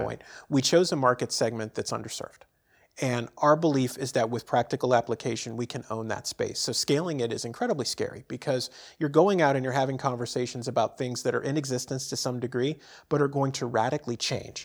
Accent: San Francisco, California, United States; moved away; born and raised in San Francisco, and I grew up around radio and T V stations as a kid

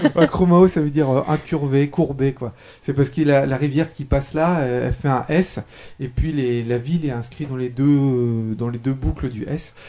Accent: France; je suis français

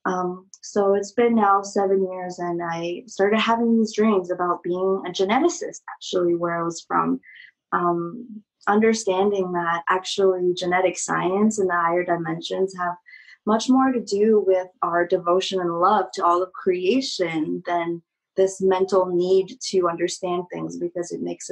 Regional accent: China; I just had quit piano school and just had graduated from being like a very good little Chinese girl, you know, doing everything right in society

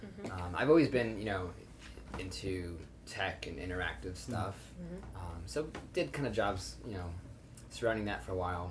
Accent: St. Clair, Missouri, United States; moved away as an adult; now in St. Louis, United States; We grew up in St. Clair, Missouri.

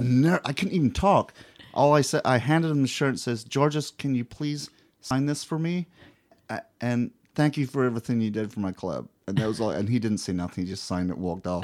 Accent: Scotland, United Kingdom; moved away as an adult; now in Indianapolis, United States; I come from Scotland, and I moved here fifteen years ago.

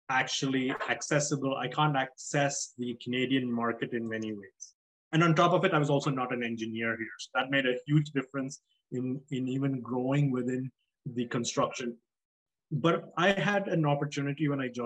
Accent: South Africa; moved away as an adult; also born or lived in Nigeria / Dubai, United Arab Emirates; my parents are East Indian. I was born in Nigeria, grew up in South Africa uh, and Dubai for the most of my life. I moved here when I was 24 after uh, working in Dubai as an architect for about a year and a half.

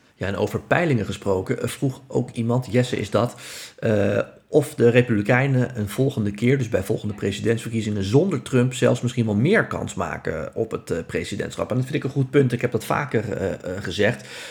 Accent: Netherlands

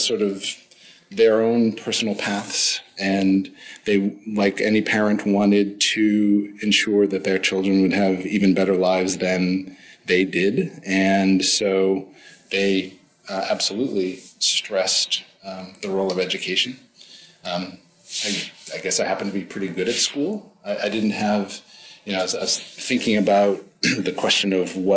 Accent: Natick, Massachusetts, United States; also born or lived in Boston; I was born in Boston. And raised in the western suburbs, a town called Natick

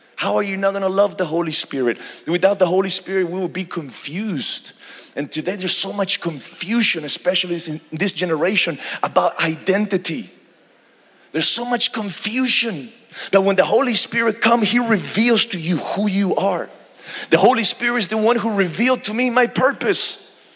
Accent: Argentina; now in Houston, United States; I'm originally from Argentina, South America and uh, but we reside in houston texas

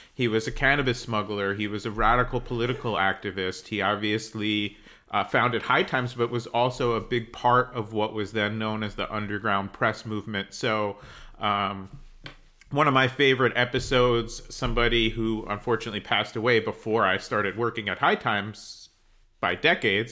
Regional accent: New Jersey, United States; I grew up in New Jersey

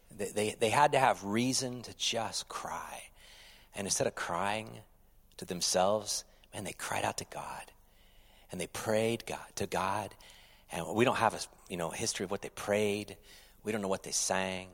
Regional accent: United States; as an American citizen

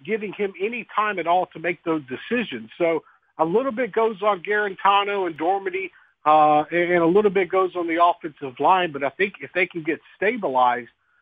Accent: Mobile, Alabama, United States; I'm from Mobile, Alabama

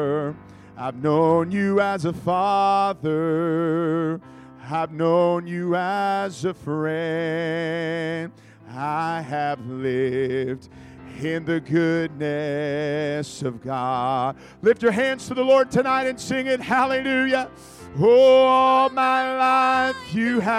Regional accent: California, United States; I'm from California

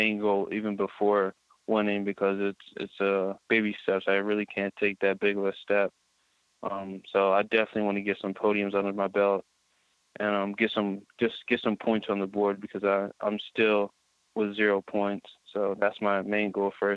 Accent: Pennsylvania, United States; I'm from Pennsylvania, so I'm kind of used to it

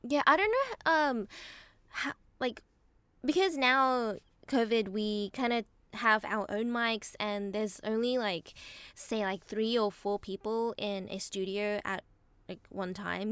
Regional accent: Australia; now in Japan; I grew up in Australia

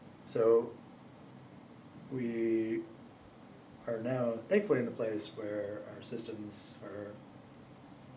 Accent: Ottawa, Ontario, Canada; moved away; also born or lived in Toronto / Montreal; I'm Canadian. From the Ottawa area. Also lived in Toronto, Montreal

